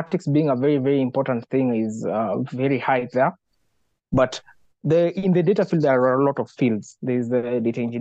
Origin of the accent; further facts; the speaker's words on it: Nakuru, Nakuru County, Kenya; I grew up in Nakuru